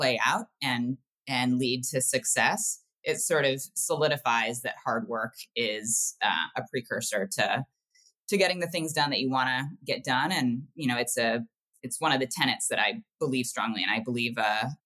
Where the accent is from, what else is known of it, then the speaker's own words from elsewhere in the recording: Ohio, United States; I grew up in the Midwest in Ohio